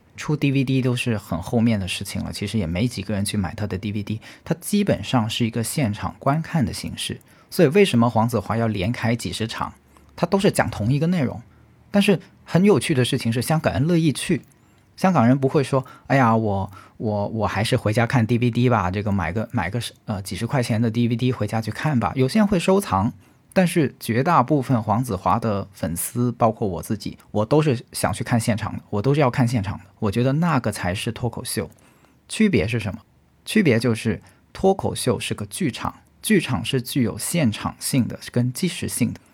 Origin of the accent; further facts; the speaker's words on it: China; 我是中国人